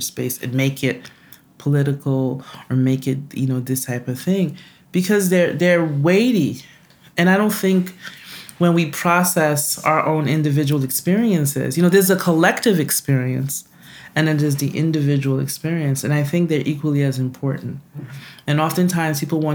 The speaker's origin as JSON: {"language": "English", "region": "New York", "country": "United States", "tie": "born or raised there", "also_born_or_lived": "Haiti", "said": "most of my life, I've pretty much grown up in New York. But, you know, in the house, we only spoke Creole"}